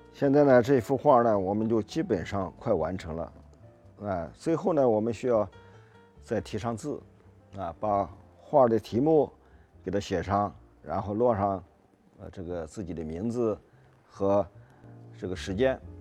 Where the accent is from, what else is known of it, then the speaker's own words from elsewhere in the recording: China; 我们中国人